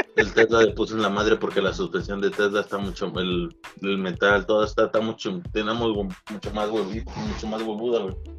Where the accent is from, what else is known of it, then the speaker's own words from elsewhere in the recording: Pachuca, Hidalgo, Mexico; also born or lived in Real del Monte; yo, que soy de México, y pues vengo del, de, de Pachuca Hidalgo, güey, o de Real Monte